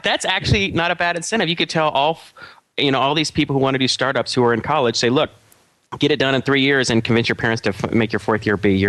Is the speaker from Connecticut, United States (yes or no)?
no; Atlanta, Georgia, United States; I'm from Atlanta too.